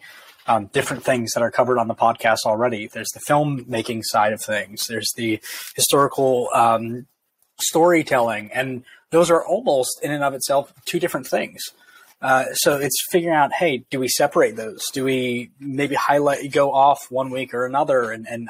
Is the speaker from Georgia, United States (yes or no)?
no; New Jersey, United States; moved away as an adult; also born or lived in Pittsburgh, Pennsylvania; now in Oxford, Mississippi, United States; I was born and raised in New Jersey, right outside New York City